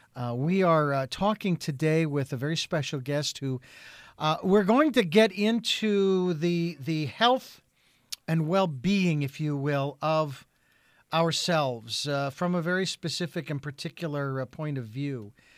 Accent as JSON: {"language": "English", "town": "Phoenix", "region": "Arizona", "country": "United States", "tie": "born or raised there", "moved": "yes", "lives_now": "Santa Barbara, United States", "said": "I was born and raised in Phoenix, Arizona."}